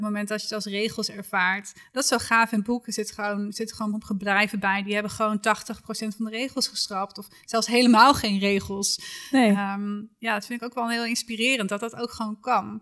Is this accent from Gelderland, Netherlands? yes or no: yes; Achterhoek, Gelderland, Netherlands; Ik kom uit de Achterhoek.